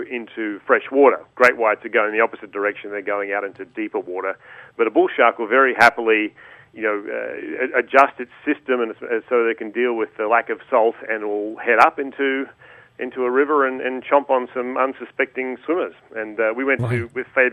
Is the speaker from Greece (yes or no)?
no; Australia; as an Australian, I think part of my culture, part of my upbringing, was being a scallywag